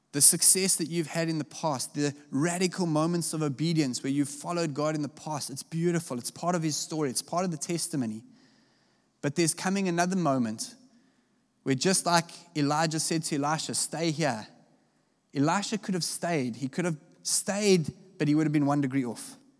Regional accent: South Africa; I come from South Africa

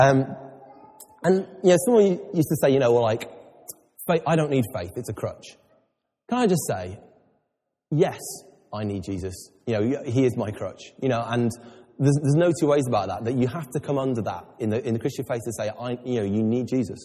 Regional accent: England, United Kingdom; I'm very English

